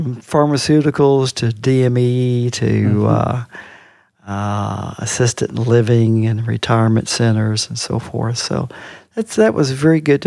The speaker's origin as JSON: {"language": "English", "town": "Owensboro", "region": "Kentucky", "country": "United States", "tie": "born or raised there", "said": "I'm from Owensboro. I grew up on the West End"}